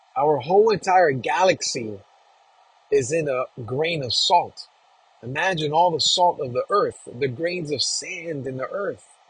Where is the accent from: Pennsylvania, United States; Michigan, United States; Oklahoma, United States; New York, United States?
New York, United States; New York City; being born and raised in New York, in Queens, New York, Flushing, where my peeps